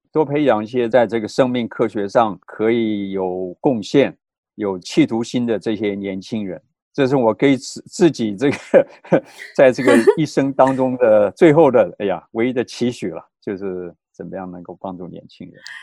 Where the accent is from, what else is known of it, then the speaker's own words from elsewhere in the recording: Taiwan; moved away as an adult; also born or lived in Boston, United States; 我是从台湾长大读书出来的，在对台湾长大读书出来的